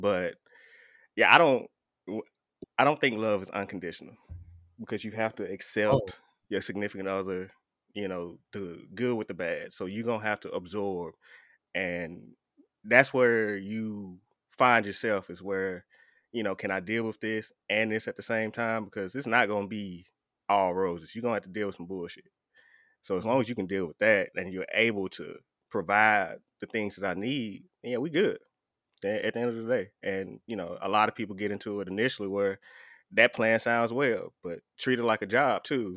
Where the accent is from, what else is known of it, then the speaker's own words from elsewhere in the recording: the South, United States; I'm from the South